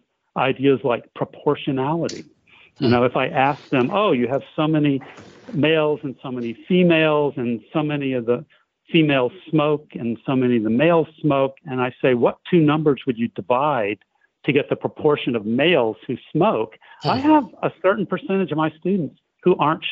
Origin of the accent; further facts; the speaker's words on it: United States; I'm an American too